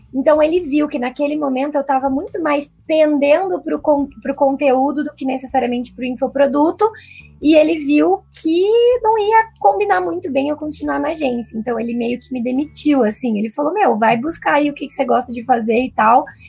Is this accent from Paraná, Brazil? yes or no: yes; interior of Paraná, Brazil; moved away; also born or lived in São Paulo; eu sou do interior do Paraná, mas nessa época tava morando em São Paulo